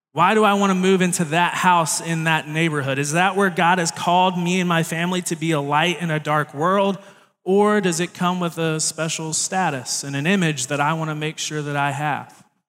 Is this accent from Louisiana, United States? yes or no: yes; Baton Rouge, Louisiana, United States; moved away; I was born down in Baton Rouge, Louisiana, which is a very different place in the world